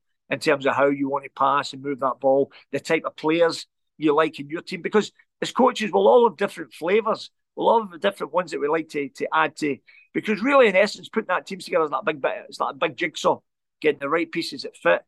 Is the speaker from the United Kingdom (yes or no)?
yes; Glasgow, Scotland, United Kingdom; Growing up in the Gorbals, we never ever had it easy.